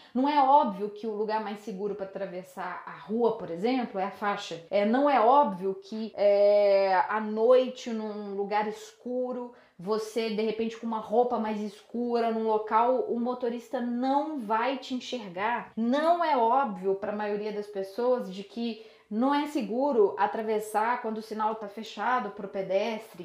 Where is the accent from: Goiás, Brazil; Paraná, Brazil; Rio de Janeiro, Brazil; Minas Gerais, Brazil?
Minas Gerais, Brazil; Belo Horizonte; eu sou de Belo Horizonte